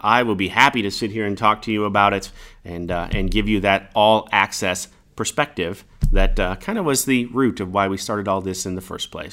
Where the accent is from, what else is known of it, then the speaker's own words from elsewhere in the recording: Kansas, United States; also born or lived in Omaha, Nebraska; I grew up in Kansas, born in Omaha, or born in Nebraska, grew up in Kansas